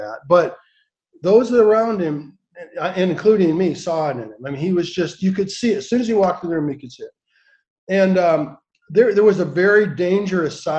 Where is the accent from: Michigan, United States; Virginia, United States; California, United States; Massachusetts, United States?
Michigan, United States; Lansing; I grew up in Lansing, Michigan, capital of Michigan.